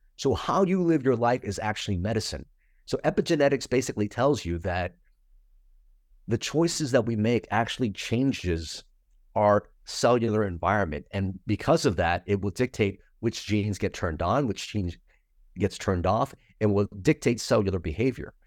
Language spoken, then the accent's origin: English; United States; my boat refugee story and kinda growing up in America